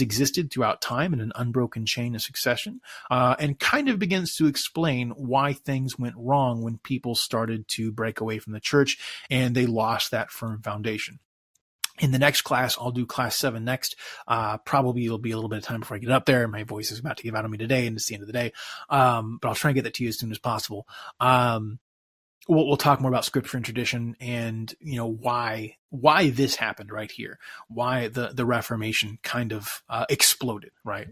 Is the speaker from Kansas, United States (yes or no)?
yes; Topeka, Kansas, United States; I grew up in Topeka, Kansas